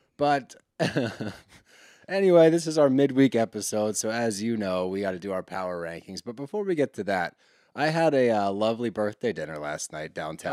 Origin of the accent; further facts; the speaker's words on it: Texas, United States; I'm from Texas